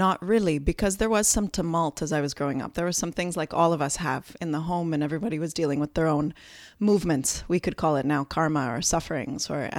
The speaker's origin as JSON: {"language": "English", "town": "Brampton", "region": "Ontario", "country": "Canada", "tie": "born there", "said": "And I was actually born here in Canada. And what's funny is that often when I come back, people ask me, where are you from? Because I have this funny accent that I don't hear, but is a bit of a mixture of all those years of not living on Canadian soil, I suppose."}